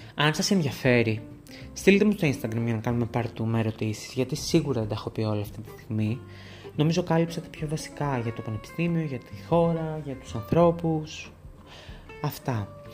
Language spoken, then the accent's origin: Greek; Thessaloniki, Central Macedonia, Greece; moved away as an adult; also born or lived in Groningen, Netherlands; είχα πάει στην πόλη μου, είχα πάει Θεσσαλονίκη